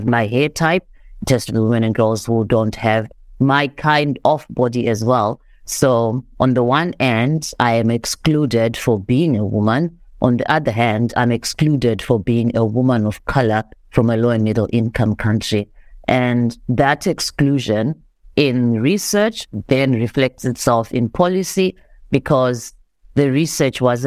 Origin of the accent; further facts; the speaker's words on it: Zimbabwe; now in South Africa; I am Zimbabwean. I am a Black African woman. Well, I grew up in Zimbabwe